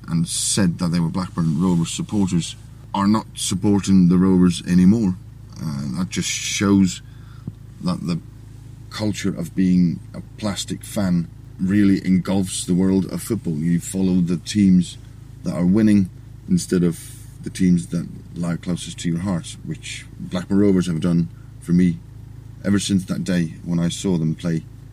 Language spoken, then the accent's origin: English; Faroe Islands; We're in the Faroe Islands, a nation that has 47,000 people living in it. My hometown has roughly 1,200